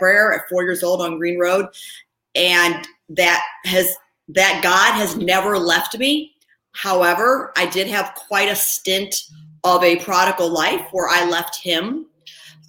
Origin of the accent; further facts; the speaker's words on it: outside of Chicago, Illinois, United States; also born or lived in Ohio; I was born in Ohio, and I was raised outside of Chicago.